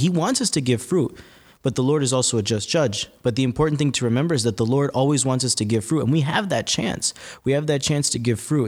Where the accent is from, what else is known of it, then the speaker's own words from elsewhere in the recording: West New York, New Jersey, United States; I'm originally from a faraway place called New Jersey